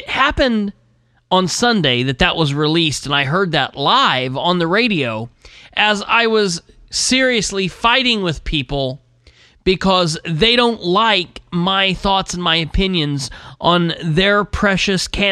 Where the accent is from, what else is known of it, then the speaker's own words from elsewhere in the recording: United States; As an American